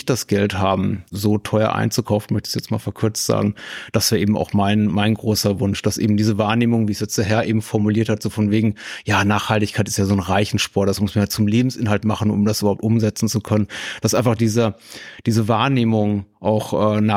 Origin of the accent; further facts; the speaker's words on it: Berlin, Germany; ich komme aus Berlin, also ganze äh, Ortsteile, in denen es einfach zum guten Ton gehört, zum Bio-Supermarkt zu gehen